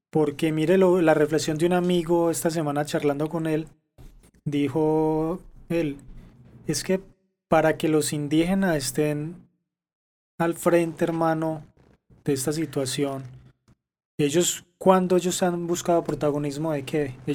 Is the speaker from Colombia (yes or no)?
yes; Colombia